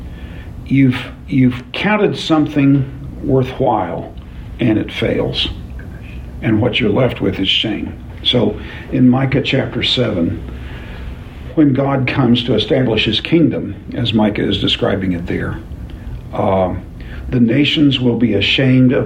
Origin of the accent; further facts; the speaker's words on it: The Village, Oklahoma, United States; I happen to live on Downing Street in Oklahoma City, in the Village. You've never heard of the Village. It's a 2-square-mile city in the middle of Oklahoma City. But I grew up on Downing Street